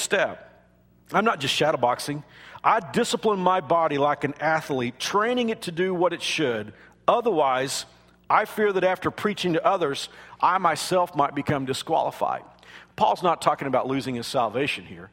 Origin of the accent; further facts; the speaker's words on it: Kansas, United States; I'm from Kansas